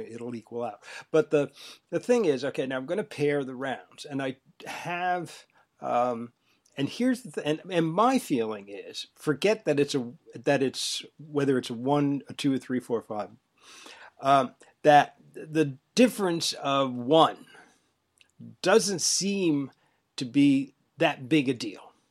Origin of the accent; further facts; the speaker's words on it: Northeast, United States; I'm from the Northeast